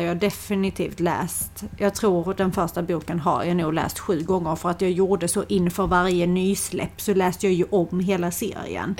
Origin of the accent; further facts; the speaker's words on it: Skåne, Sweden; accent: Scanian; om man inte är skåning själv, om man har skillnad på din och min dialekt